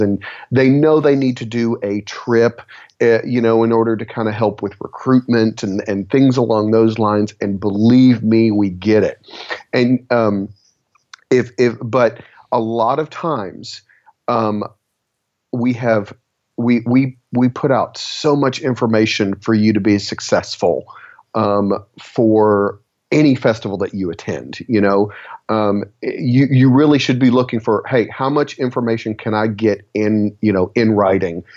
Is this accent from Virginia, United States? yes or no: no; Texas, United States; I'm from Texas